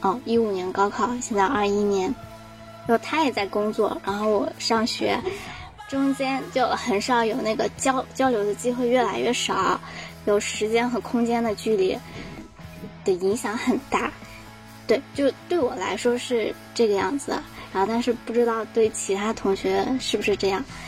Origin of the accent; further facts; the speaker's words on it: Shanxi, China; 啊，我就是从小在山西长大，然后属于异地考生，